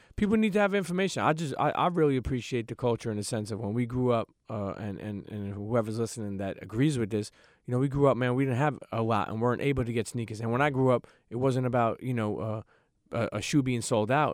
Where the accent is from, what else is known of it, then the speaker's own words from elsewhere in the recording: New York City, New York, United States; I'm from Brooklyn, New York, born and raised.